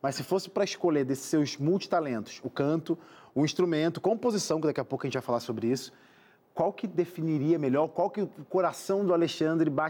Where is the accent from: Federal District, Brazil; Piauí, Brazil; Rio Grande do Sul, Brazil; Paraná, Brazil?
Paraná, Brazil; Ah, sou do Paraná também.